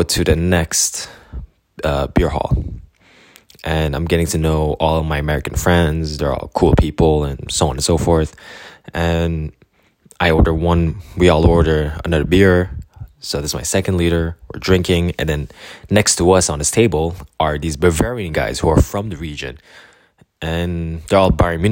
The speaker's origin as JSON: {"language": "English", "country": "Canada", "said": "I'm from Canada."}